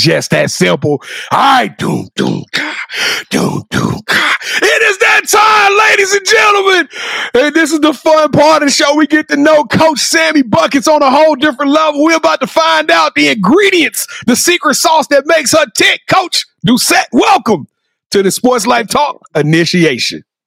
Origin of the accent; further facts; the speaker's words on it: Louisiana, United States; I'm from Louisiana.